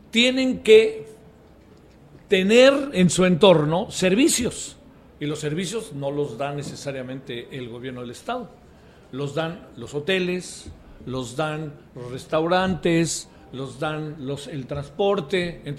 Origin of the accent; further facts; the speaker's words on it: Mérida, Yucatán, Mexico; Este, yo soy de Mérida, de Yucatán, entonces vengan para que ustedes conozcan Mérida y los voy a llevar a las haciendas y los voy a llevar todo eso.